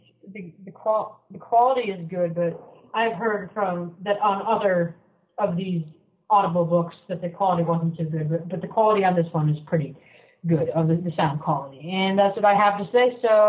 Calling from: Vermont, United States; I'm calling from Vermont.

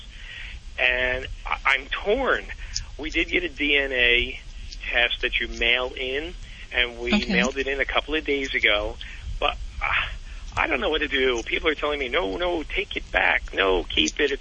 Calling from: Glenside, Pennsylvania, United States; I'm calling from a little town called Glenside, Pennsylvania

